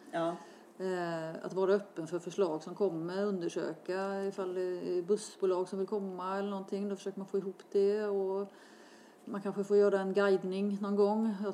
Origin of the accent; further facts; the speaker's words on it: Gothenburg, Västra Götaland, Sweden; Jag var göteborgare